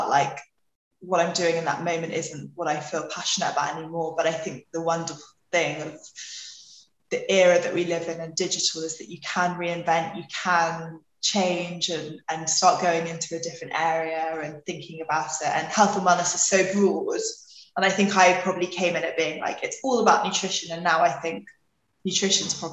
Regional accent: London, United Kingdom; also born or lived in Australia; I'm from London, but parents are from New Zealand

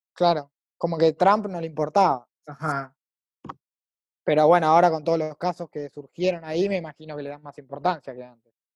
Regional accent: Argentina; also born or lived in Madrid; argentino, 24 años, vivo en Buenos Aires

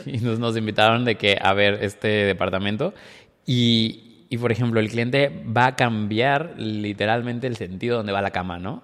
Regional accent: Córdoba, Veracruz, Mexico; moved away; en Córdoba, de donde soy yo

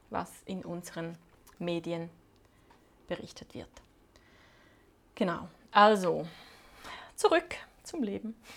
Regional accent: Switzerland; moved away; Die Schweiz, mein Heimatland, da wo alle meine Muster und Prägungen verankert sind.

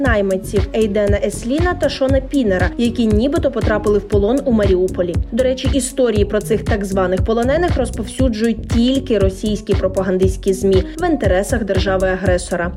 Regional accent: Ukraine; Ми з України

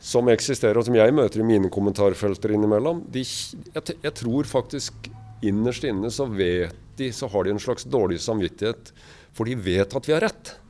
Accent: Kragerø, Telemark, Norway; da vi vokste opp i Kragerø

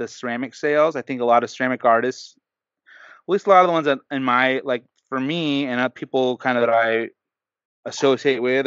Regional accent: Southern California, United States; I'm from Southern California, but I've been brainwashed as a child.

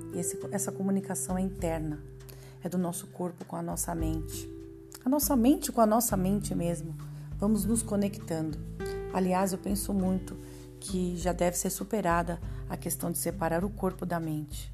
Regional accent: São Paulo, Brazil; Eu sou paulistana, moro na capital de São Paulo

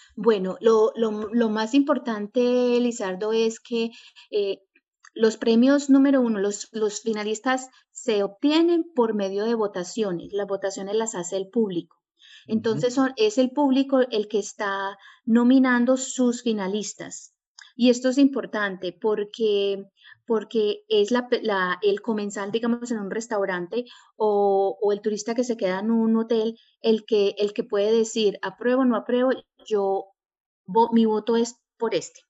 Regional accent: New York, United States; also born or lived in Medellín, Colombia / Oriente Antioqueño, Colombia; yo nací en Colombia, en Medellín, eh, pero a la edad de seis años me vine para Estados Unidos, para Nueva York para ser más precisa, y, bueno, me estudié acá, eh, digamos que toda mi vida

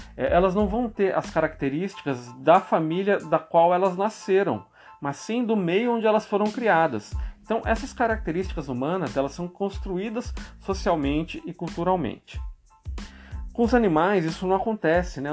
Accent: São Paulo, Brazil; moved away; Eu sou paulista e vocês percebem que eu tenho um sotaque diferente

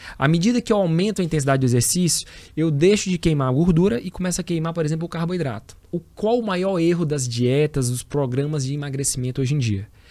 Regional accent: Teresina, Piauí, Brazil; sou teresinense, sou piauiense, tenho o maior orgulho, né, de falar de onde eu vim e da minha origem

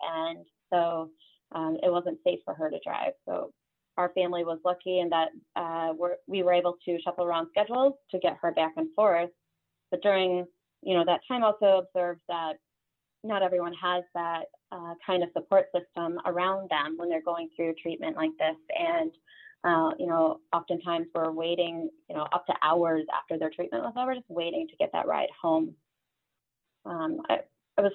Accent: Fort Dodge, Iowa, United States; I grew up in Iowa, in Fort Dodge, Iowa, a town of 25,000 people. And my family's all sort of in and around that area.

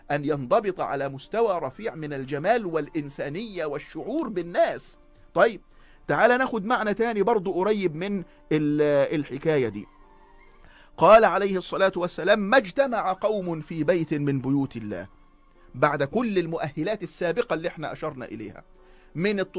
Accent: Egypt; احنا بنمهد بكل هذا الكلام انه يا جماعة اللي احنا توارثناه كمصريين من العناية بتفطير الصائم

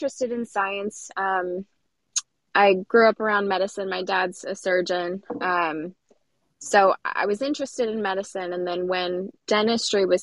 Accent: Louisville, Kentucky, United States; now in Cincinnati, United States; I'm originally from Louisville

